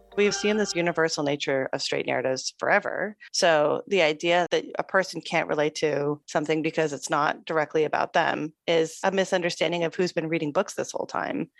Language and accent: English; Toronto, Ontario, Canada; I'm from Toronto, Ontario, Canada. And uh, yes, I lived there for most of my life.